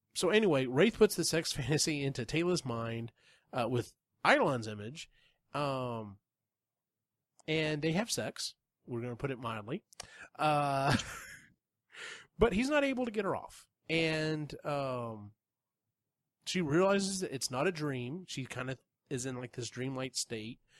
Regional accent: United States; being being an American

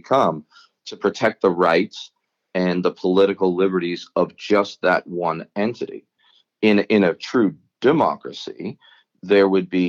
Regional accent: New York City, New York, United States; I'm from Staten Island, New York, right, which is kind of Trump territory, or at least the majority still is.

